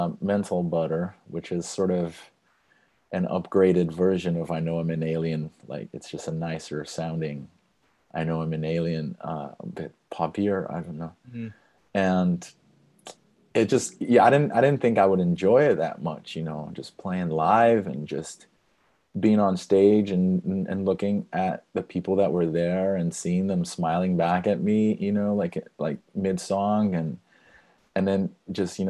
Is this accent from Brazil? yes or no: yes; Brazil; moved away; I'm from Brazil